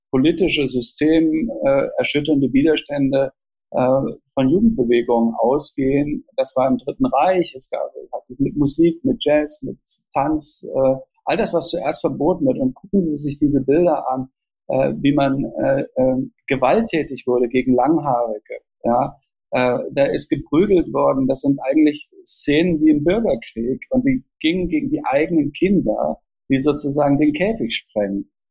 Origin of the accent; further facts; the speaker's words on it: East Germany, Germany; also born or lived in Austria / Switzerland; Ich bin in Anführungsstrichen systemisch nicht benachteiligt worden als Ostdeutscher, weder international, also in Österreich hat es überhaupt keine Rolle gespielt, in der Schweiz hat es überhaupt keine Rolle gespielt.